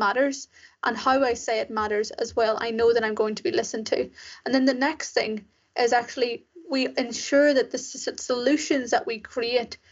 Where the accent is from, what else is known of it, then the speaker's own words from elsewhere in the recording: Ireland; also born or lived in Sri Lanka; I was raised in Ireland, as you can probably tell from my accent. And so I spent my whole life there